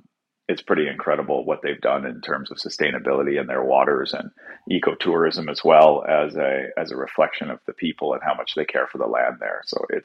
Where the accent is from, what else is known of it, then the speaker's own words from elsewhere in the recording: Canada; I'm very lucky that I'm a Canadian chef